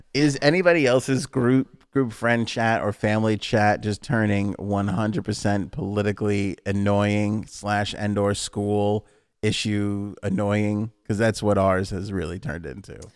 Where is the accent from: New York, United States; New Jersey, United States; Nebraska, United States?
New York, United States; New York City; we grew up in Queens